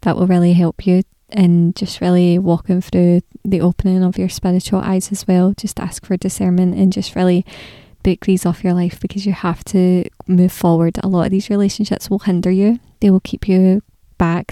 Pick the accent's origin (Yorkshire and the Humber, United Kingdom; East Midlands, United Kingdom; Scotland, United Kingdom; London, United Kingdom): Scotland, United Kingdom; I'm Scottish